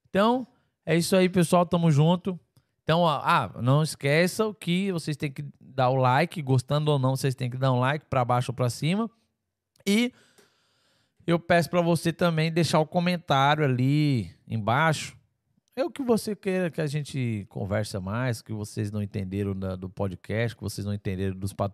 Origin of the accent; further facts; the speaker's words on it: Teófilo Otoni, Minas Gerais, Brazil; Sou de Teoflotone.